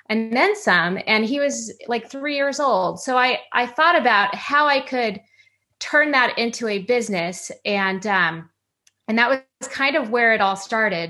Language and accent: English; San Clemente, California, United States; also born or lived in East Coast / Los Angeles suburb, California; I lived in and grew up in a beachside community called San Clemente.